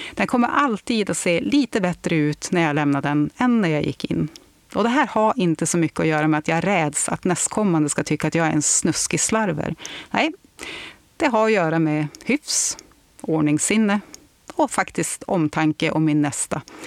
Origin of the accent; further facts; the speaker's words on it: Örnsköldsvik, Västernorrland County, Sweden; moved away; also born or lived in England; hemma i Lilla Övik